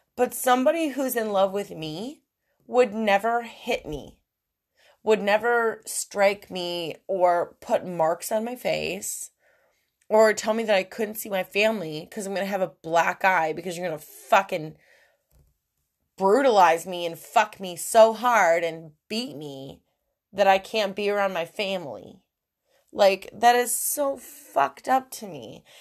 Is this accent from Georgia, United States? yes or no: no; New York, United States; moved away; I'm from New York. I'm from an Italian family